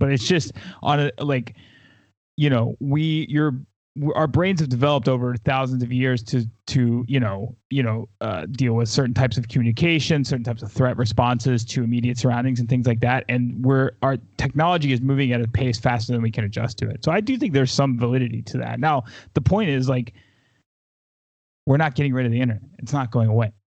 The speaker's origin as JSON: {"language": "English", "region": "the South", "country": "United States", "tie": "born or raised there", "said": "I grew up in the South."}